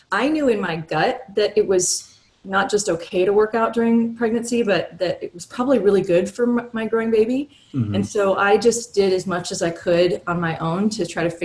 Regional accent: Hawaii, United States; born or raised there

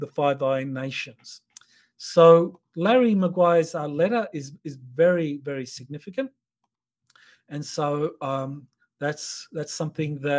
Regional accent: Australia; for me as an Australian

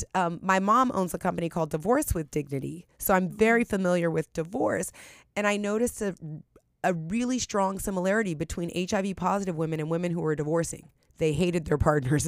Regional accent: San Francisco, California, United States; I grew up in the hood, a very low income environment. I'm from San Francisco, California

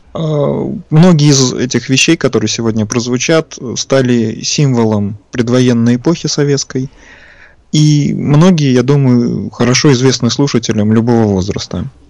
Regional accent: Saint Petersburg, Russia; Родом я из Ленинграда, соответственно, сейчас в Санкт-Петербурге живу.

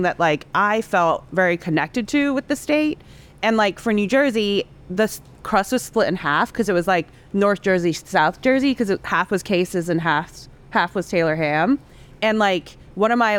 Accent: Hong Kong; moved away as an adult; also born or lived in Singapore / Indonesia / Savannah, Georgia; now in New York, United States; I grew up in Hong Kong mainly from when I was 5 to when I came here for college.

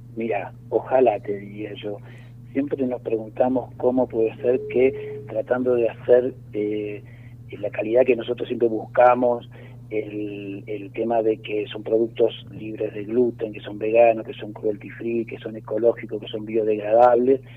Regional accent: Buenos Aires, Argentina; moved away as an adult; now in Los Cocos, Argentina; nosotros, eh, somos de Buenos Aires

